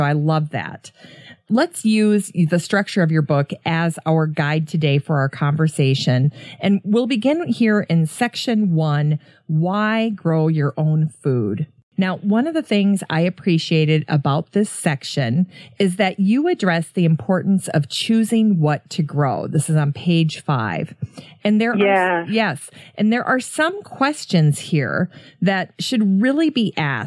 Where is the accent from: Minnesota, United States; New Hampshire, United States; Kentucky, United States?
Minnesota, United States; as a Minnesota girl